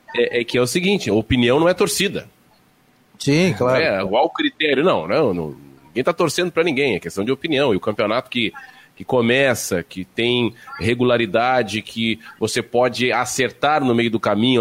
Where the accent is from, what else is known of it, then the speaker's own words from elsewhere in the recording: Santa Catarina, Brazil; also born or lived in Rio Grande do Sul / Paraná; sou catarinense em Santa Catarina